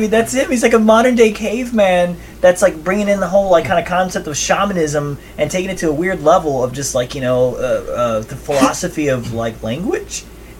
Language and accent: English; the South, United States; Growing up in the South.